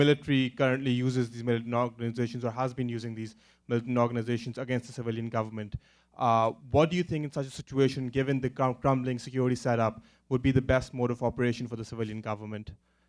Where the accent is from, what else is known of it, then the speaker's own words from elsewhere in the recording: Pakistan; moved away as an adult; now in United States; I'm a Pakistani student studying here in the United States.